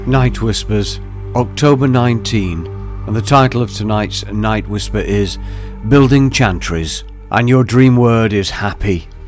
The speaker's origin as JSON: {"language": "English", "town": "Staveley", "region": "East Midlands", "country": "United Kingdom", "tie": "born or raised there", "said": "my hometown."}